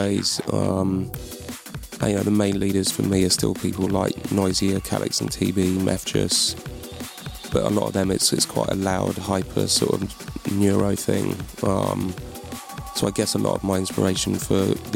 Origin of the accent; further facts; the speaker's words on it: London, United Kingdom; moved away as an adult; now in Bristol, United Kingdom; I am from London, but I've been up here about 10 years now